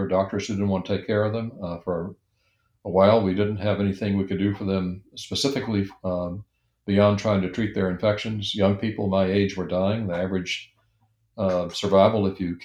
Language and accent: English; Alabama, United States; moved away; I'd grown up in Alabama